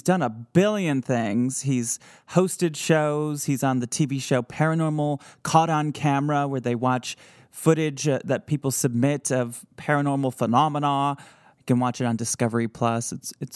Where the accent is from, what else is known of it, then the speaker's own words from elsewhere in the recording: Midwest, United States; accent: Midwest; my Midwest accent